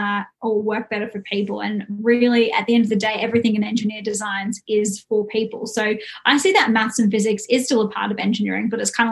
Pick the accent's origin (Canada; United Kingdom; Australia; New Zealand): Australia; Brisbane, Queensland; I grew up in Brisbane